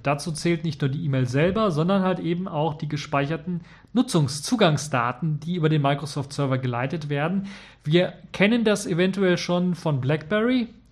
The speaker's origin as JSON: {"language": "German", "country": "Germany", "said": "hier bei uns in Deutschland"}